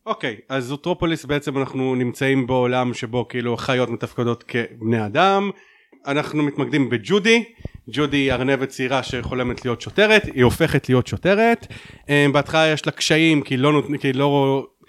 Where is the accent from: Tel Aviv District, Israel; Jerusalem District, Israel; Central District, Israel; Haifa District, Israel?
Haifa District, Israel; Haifa; אני בתור חיפאי